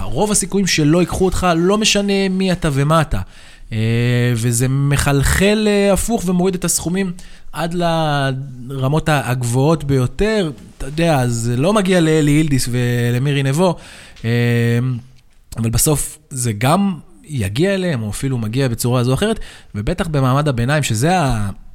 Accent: Hadera, Haifa District, Israel; אני גדלתי בחדרה

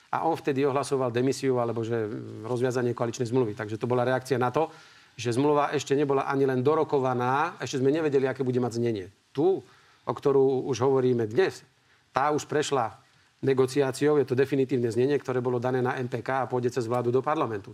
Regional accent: Slovakia; ja som Slovák

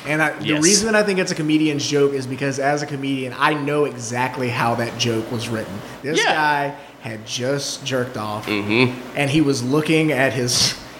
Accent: the South, United States; I grew up in the South and these are the shitty people that I knew in the South.

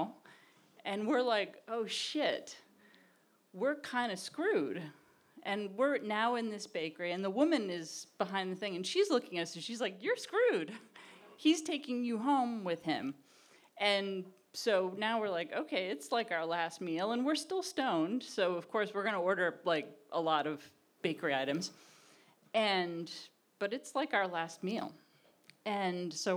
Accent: Massachusetts, United States; We're big lesbians from Massachusetts. We're massholes

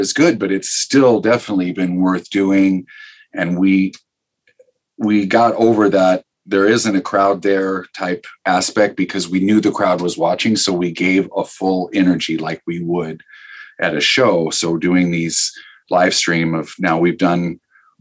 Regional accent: Omaha, Nebraska, United States; growing up in Omaha

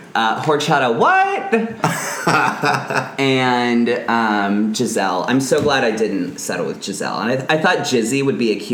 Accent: Carol Stream, Illinois, United States; also born or lived in Pittsburgh, Pennsylvania; now in Los Angeles, United States; But I grew up in Chicago. Mm-hmm. My family moved there when I was 9. Oh. And when I say Chicago, I mean like the suburbs.

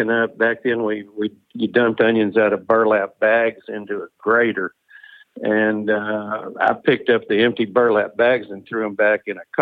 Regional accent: Floydada, Texas, United States; I grew up in Floydada, Texas, which is a town of about 4,500 people in West Texas

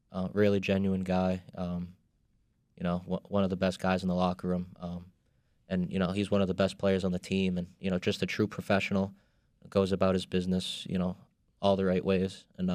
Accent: Boston, Massachusetts, United States; accent: Boston; He could tell from my accent I was from Boston

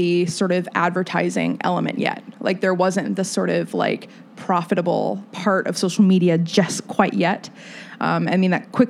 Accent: Fort Wayne, Indiana, United States; moved away; growing up in Fort Wayne, and I love where I'm from

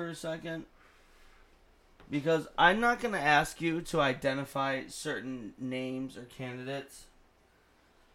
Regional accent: Detroit, Michigan, United States; My local radio station, we're from Detroit

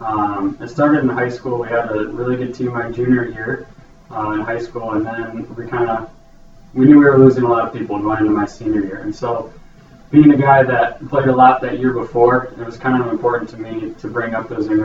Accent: Mora, Minnesota, United States; I grew up in a small town, Mora, Minnesota

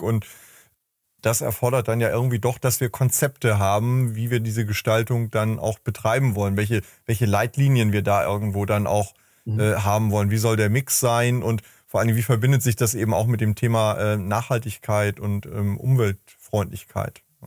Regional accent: Hamburg, Germany; meine Heimatstadt Hamburg

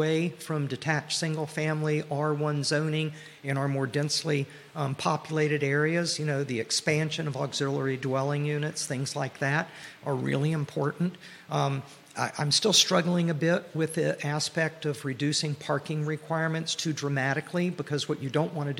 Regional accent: Atlanta, Georgia, United States; now in Albemarle County, United States; I grew up in Atlanta

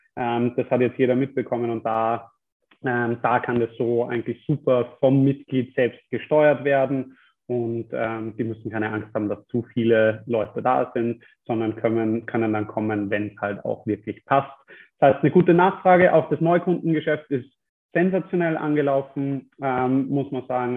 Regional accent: Germany; now in Austria; als Deutscher

